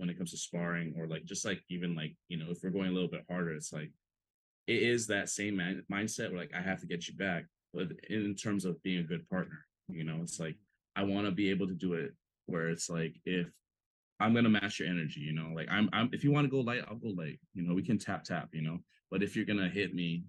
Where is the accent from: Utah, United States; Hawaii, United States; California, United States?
Hawaii, United States; growing up in Hawaii, you know, growing up with like other local people, you know, like I'm not Hawaiian myself, but like growing up, like I was like the young Filipino, skinny, scrawny Filipino kid